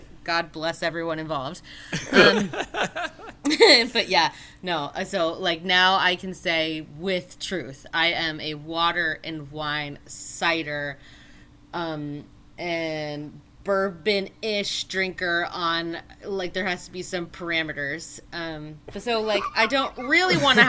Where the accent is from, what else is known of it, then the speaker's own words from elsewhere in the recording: Virginia, United States; now in Connecticut, United States; I'm from Virginia